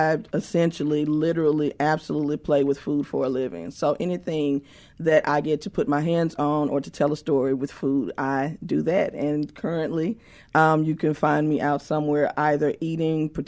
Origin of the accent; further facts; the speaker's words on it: West Point, Mississippi, United States; I am actually from West Point, Mississippi.